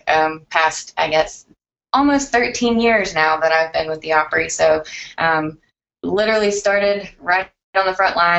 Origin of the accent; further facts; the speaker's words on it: Nashville, Tennessee, United States; I'm actually born and raised in Nashville, Tennessee